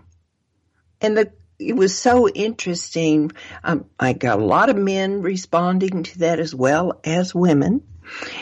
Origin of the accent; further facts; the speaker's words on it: Arkansas, United States; I was raised in Arkansas